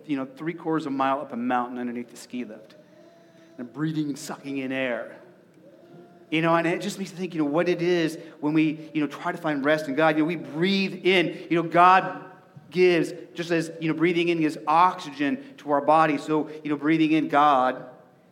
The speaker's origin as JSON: {"language": "English", "region": "Arizona", "country": "United States", "tie": "born or raised there", "moved": "yes", "lives_now": "Nebraska, United States", "said": "growing up in Arizona"}